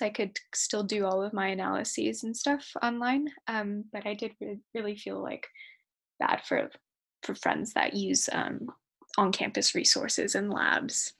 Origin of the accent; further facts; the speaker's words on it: Sacramento, California, United States; moved away; also born or lived in Portland, Oregon; I'm from Sacramento, California